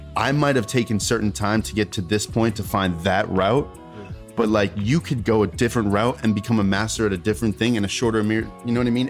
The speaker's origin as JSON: {"language": "English", "town": "Melrose", "region": "Massachusetts", "country": "United States", "tie": "born or raised there", "also_born_or_lived": "Roxbury", "said": "I'm from Melrose originally"}